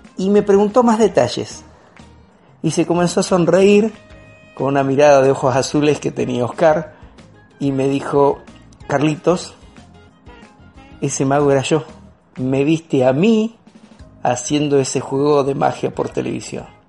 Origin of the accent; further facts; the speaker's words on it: Seville, Andalusia, Spain; soy de Sevilla